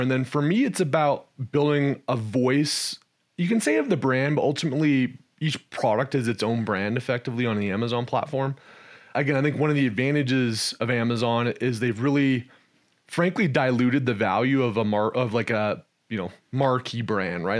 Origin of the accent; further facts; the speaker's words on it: Canada; moved away as an adult; also born or lived in Texas, United States; I was born and raised in Canada, spent some time in the energy space there. Then I moved down to Texas, where I spent north of a decade in Texas